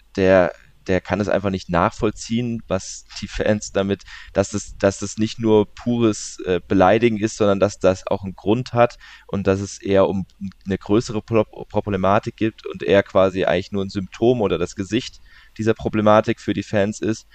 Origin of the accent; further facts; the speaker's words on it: Leimen, Baden-Württemberg, Germany; also born or lived in Walldorf; ich komme aus der Region, ich bin in der Nähe von, ich bin in Leimen tatsächlich geboren